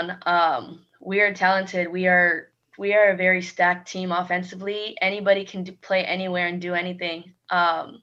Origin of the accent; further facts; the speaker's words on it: California, United States; moved away as an adult; I am from California, and being so far away from home